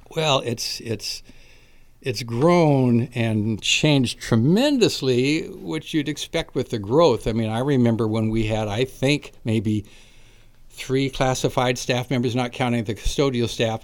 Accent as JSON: {"language": "English", "town": "Napa", "region": "California", "country": "United States", "tie": "born or raised there", "said": "I was born and raised in Napa, went through Napa schools"}